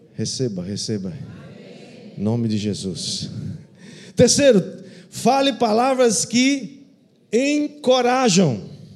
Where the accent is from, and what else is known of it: Brazil